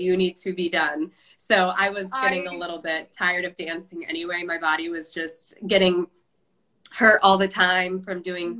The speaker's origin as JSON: {"language": "English", "region": "Iowa", "country": "United States", "said": "I'm from Iowa. And my favorite part about the state is how small it is."}